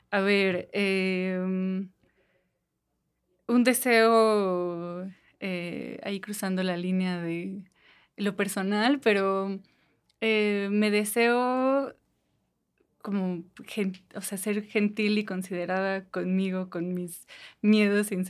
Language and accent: Spanish; Toluca, State of Mexico, Mexico